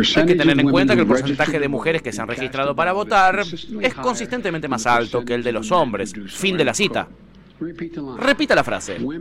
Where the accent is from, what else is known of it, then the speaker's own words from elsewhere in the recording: Argentina; tu, acento, ¿de dónde sos? Eh, de Argentina